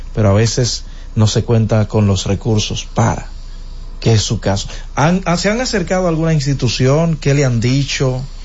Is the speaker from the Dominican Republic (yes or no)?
yes; Dominican Republic; en el sector de Básima, de donde soy oriundo, señores. El sector, de hecho, que me vio crecer.